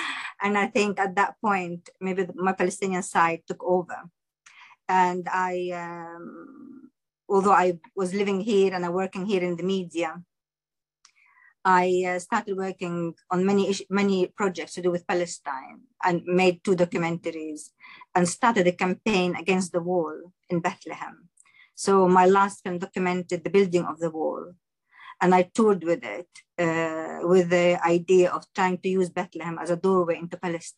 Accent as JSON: {"language": "English", "country": "Russia", "moved": "yes", "said": "And for a long time, because I came from Russia, I was very often perceived as a Russian."}